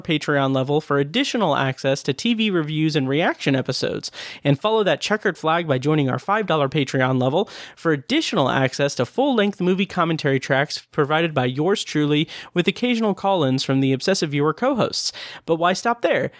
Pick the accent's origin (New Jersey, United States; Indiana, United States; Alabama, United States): Indiana, United States; Speedway; my hometown of Speedway, Indiana